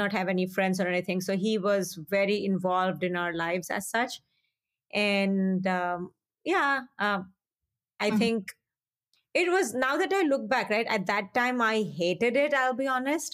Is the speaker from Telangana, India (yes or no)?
yes; Hyderabad, Telangana, India; moved away as an adult; also born or lived in Punjab, India; now in Minnesota, United States; I grew up in Hyderabad, which at that time did not seem like a small town